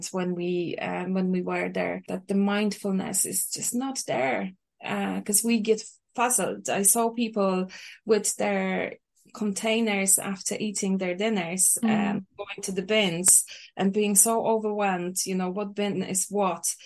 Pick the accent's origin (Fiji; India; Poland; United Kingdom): Poland; English is a second language; moved away as an adult; also born or lived in Ireland; now in Cork, Ireland; I grew up in Poland. I moved to Ireland almost 20 years ago